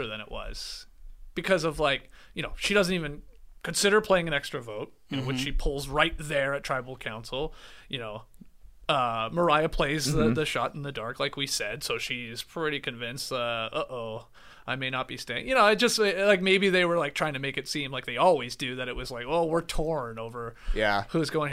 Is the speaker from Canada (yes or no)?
yes; Canada; moved away; I'm Canadian